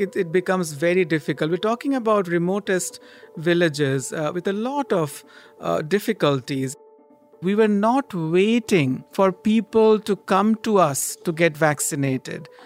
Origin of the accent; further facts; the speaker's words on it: Kolkata, West Bengal, India; I grew up in Kolkata, a city in the eastern part of India